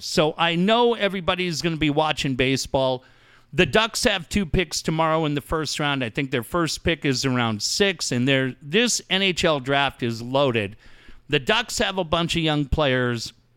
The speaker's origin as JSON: {"language": "English", "town": "Cardiff", "region": "California", "country": "United States", "tie": "born or raised there", "said": "I grew up in Cardiff in the mid-eighties."}